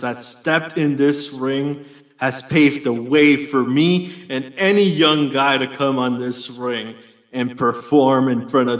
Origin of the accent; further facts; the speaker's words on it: Chicago, Illinois, United States; No, I'm Latino, man. And I come from Chicago.